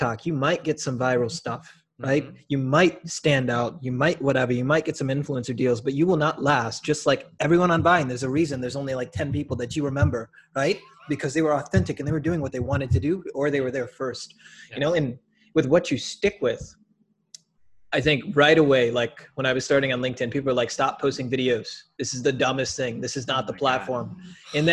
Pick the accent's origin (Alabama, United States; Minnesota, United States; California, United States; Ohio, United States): Minnesota, United States; Minneapolis; now in Milwaukee, United States; I'm from Minneapolis actually